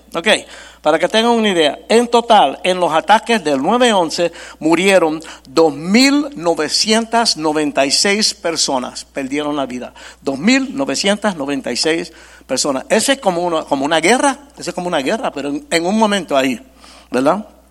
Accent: New York, United States; Yo nací y me crié en Nueva York

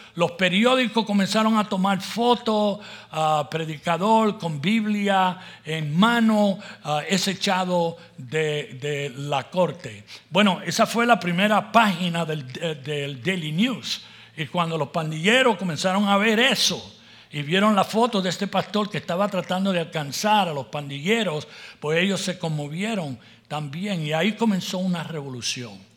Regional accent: Puerto Rico; also born or lived in La Puente, California; now in United States; nací en Puerto Rico

